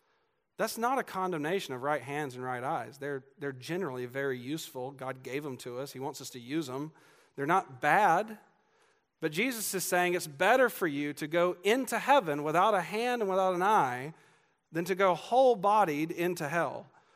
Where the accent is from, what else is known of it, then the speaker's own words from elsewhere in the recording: Georgia, United States; which, again, I'm from Georgia, not Kansas. Be kind to me.